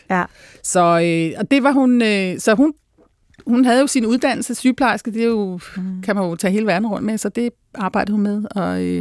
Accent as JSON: {"language": "Danish", "country": "Denmark", "tie": "born there", "said": "jeg taler godt dansk. Jeg, bare sådan, jamen, jeg er født i Danmark."}